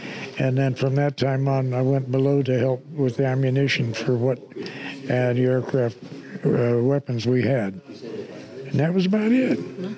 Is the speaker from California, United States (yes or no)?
yes; Whittier, California, United States; now in Portland, United States; I was from Whittier, California at the time.